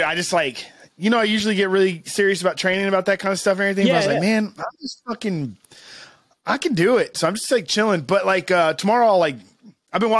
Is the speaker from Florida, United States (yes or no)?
no; Cuero, Texas, United States; now in Austin, United States; I'm from Cuero